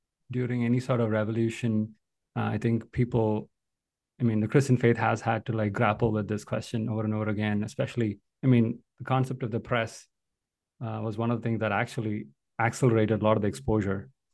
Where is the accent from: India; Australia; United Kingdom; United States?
India; moved away; I grew up in India